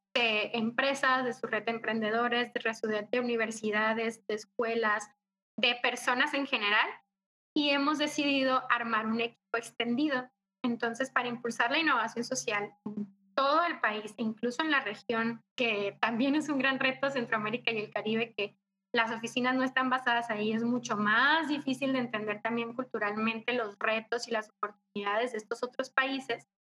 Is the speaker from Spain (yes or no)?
no; Cócorit, Sonora, Mexico; moved away as an adult; now in Mexico City, Mexico; Yo soy de Sonora, soy norteña, orgullosamente, y soy de una comunidad muy pequeña que se llama Cocorit